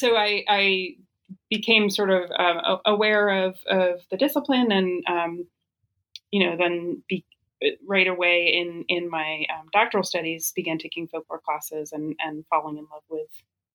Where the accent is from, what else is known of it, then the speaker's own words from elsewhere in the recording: D.C., District of Columbia, United States; moved away; also born or lived in New Orleans / Ohio; I grew up outside of Washington, D.C., and grew up going to the Folklife Festival in the National Mall